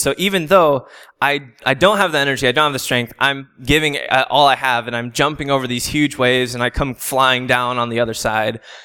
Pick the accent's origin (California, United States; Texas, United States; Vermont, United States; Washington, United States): California, United States; San Diego; I'm originally from San Diego, um, so I live ten minutes from the beach. A lot of my memories growing up come from the ocean